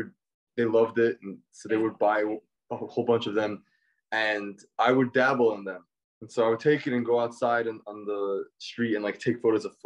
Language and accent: English; New York City, New York, United States; moved away as an adult; now in Los Angeles, United States; I was born and raised in Brooklyn, New York, youngest of 10